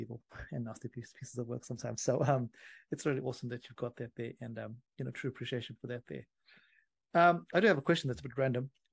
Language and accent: English; Zimbabwe; I grew up in Zimbabwe